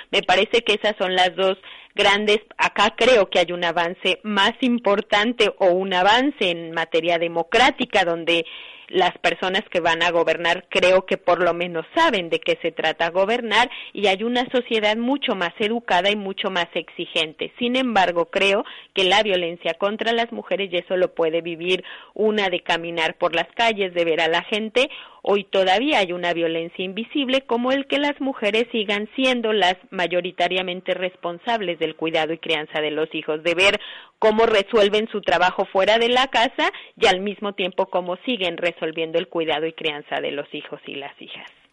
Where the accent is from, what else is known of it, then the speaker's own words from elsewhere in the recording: Guanajuato, Mexico; yo vengo de México, de un estado que se llama Guanajuato